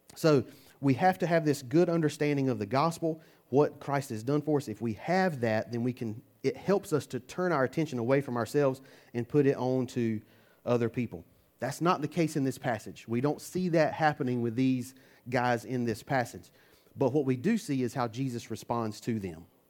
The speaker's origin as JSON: {"language": "English", "country": "United States", "said": "I'm American"}